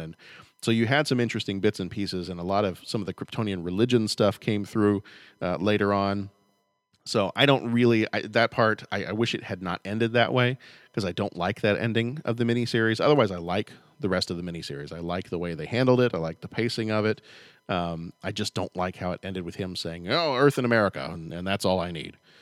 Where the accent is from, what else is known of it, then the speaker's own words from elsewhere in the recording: United States; I'm just an American.